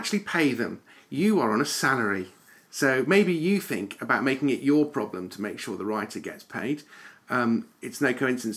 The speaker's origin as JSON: {"language": "English", "country": "United Kingdom", "said": "if we're British"}